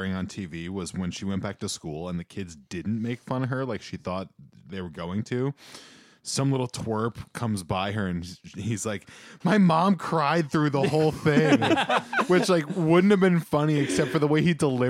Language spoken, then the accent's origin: English; New York, United States; we're all from New York here.